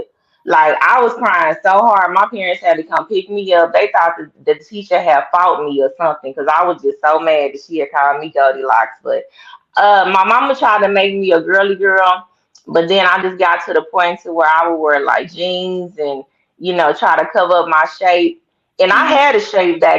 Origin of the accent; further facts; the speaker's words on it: Tulsa, Oklahoma, United States; I grew up and was born in Tulsa, Oklahoma